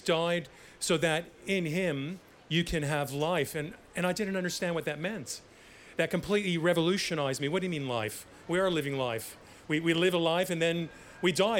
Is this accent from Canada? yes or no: yes; Canada; growing up in Canada